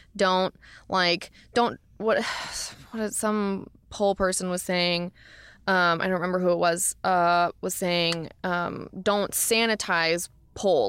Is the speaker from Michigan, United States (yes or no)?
no; Florida, United States; also born or lived in Portland, Oregon; now in Los Angeles, United States; I'm from Florida originally